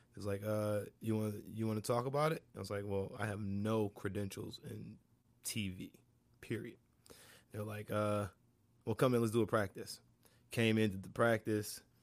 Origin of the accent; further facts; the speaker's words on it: Shaker Heights, Ohio, United States; I'm from Shaker Heights